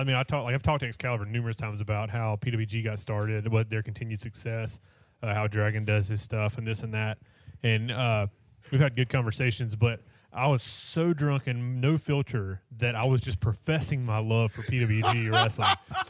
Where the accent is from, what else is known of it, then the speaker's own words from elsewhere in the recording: North Carolina, United States; No, I'm from North Carolina.